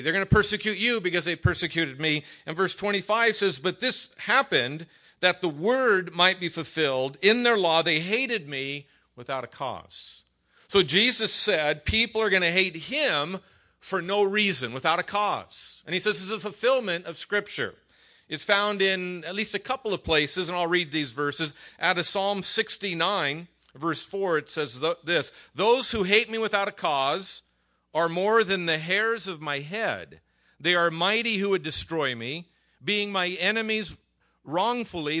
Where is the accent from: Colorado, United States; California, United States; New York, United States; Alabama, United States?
California, United States; Hacienda Heights; also born or lived in La Mirada, California; I was raised over in Hacienda Heights.